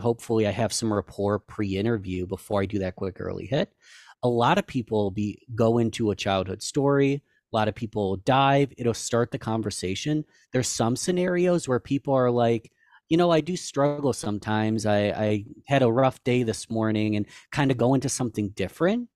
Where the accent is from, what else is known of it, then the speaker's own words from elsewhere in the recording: Rochester, New York, United States; I was born and raised in Rochester